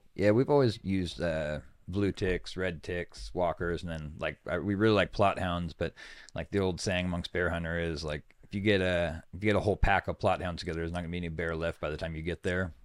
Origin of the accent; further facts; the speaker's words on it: Sutter Buttes, California, United States; I was born in the smallest mountain range in the world, the Sutter Buttes.